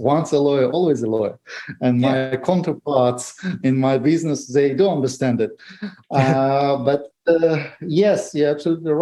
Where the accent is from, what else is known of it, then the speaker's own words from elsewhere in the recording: Moscow, Russia; also born or lived in Grozny, Chechnya, Russia; I was born in Chechnya in Grozny. And in 1994, actually, it was Christmas night, New Eve, actually, when Russia invaded Chechnya with full force. And my parents took me and my daughter, and we moved to Moscow because we had some relatives there. That's where I grew up